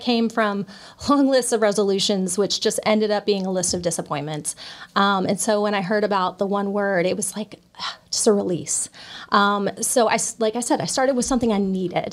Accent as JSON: {"language": "English", "town": "Hendersonville", "region": "Tennessee", "country": "United States", "tie": "born or raised there", "said": "I grew up here in Hendersonville"}